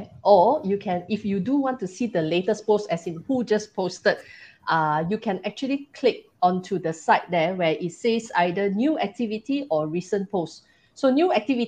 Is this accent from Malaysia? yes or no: yes; Malaysia; we are Malaysian.